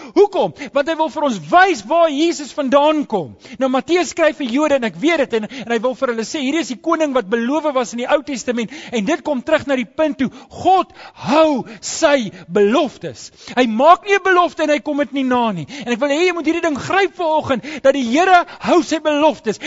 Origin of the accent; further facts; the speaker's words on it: South Africa; as ek my paspoort oopmaak ja dan sit daai foto ek's 'n Suid-Afrikaner